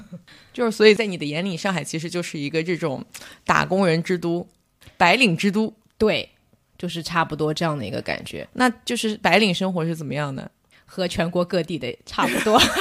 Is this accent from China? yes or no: yes; northern China, China; now in Shanghai, China; 作为一个北方人来讲，我觉得上海话真的很难懂。我来了差不多十年